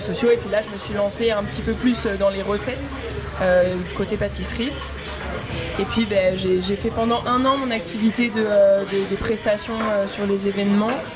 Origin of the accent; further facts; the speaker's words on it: Paris, Île-de-France, France; also born or lived in Bordeaux; je suis retournée chez moi à Paris